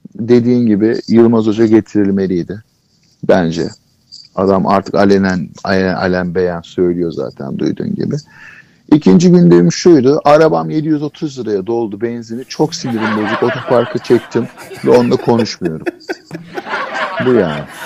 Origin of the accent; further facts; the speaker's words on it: Istanbul, Turkey; Kadıköy'de, Kadıköy çocuğuyum ben. E, moda, moda, modalıyım. E, moda, yani modada büyüdüm, Kadıköy'de büyüdüm.